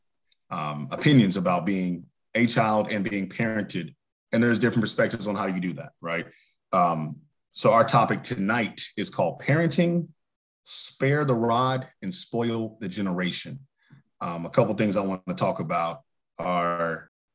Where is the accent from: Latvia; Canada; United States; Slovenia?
United States; North Carolina; native of North Carolina, born and raised here.